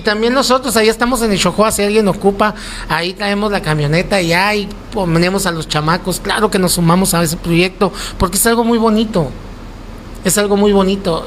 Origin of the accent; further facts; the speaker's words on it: Mazatlán, Sinaloa, Mexico; moved away; also born or lived in Navojoa, Sonora; yo no soy de aquí, yo soy de Mazatlán, yo amo este lugar